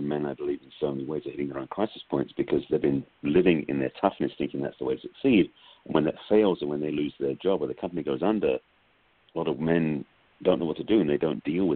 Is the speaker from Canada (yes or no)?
no; England, United Kingdom; moved away; I'm from England